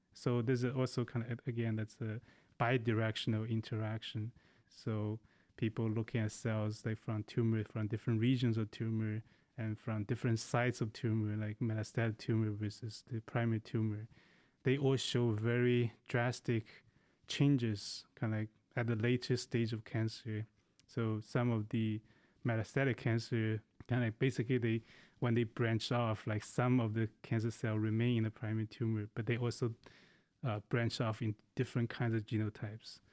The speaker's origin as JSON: {"language": "English", "country": "China", "tie": "born or raised there", "moved": "yes", "said": "I grew up in China."}